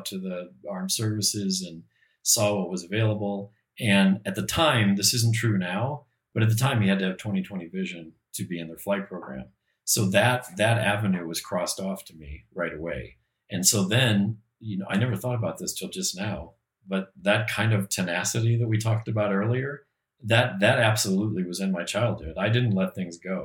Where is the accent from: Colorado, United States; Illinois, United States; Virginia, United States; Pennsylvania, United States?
Illinois, United States; Peoria; I grew up in the Midwest, in Peoria, Illinois